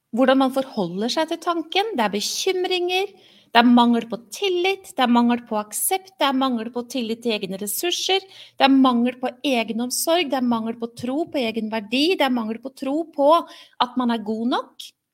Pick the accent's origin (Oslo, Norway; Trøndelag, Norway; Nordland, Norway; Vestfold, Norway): Oslo, Norway; jeg er oppvokst et sted i Oslo hvor det ikke gikk sånn med alle.